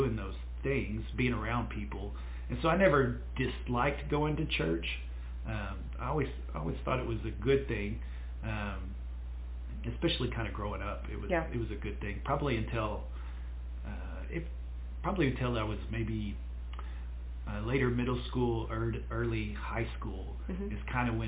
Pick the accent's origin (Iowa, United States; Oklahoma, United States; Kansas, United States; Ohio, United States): Oklahoma, United States; Duncan; also born or lived in Lindsay, Oklahoma / Norman, Oklahoma; we moved to Duncan when I was in first grade, is when we moved to Duncan, and so I grew up there in Duncan, Oklahoma